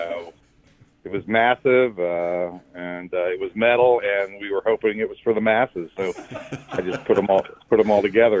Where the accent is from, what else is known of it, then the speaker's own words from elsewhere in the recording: Hamilton, Ohio, United States; moved away; I grew up in Hamilton